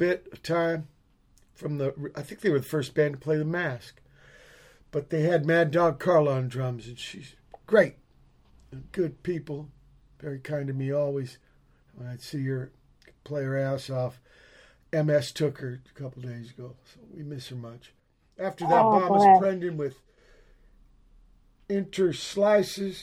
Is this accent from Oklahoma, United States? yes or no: no; Virginia, United States; I was born in Virginia, but I was conceived there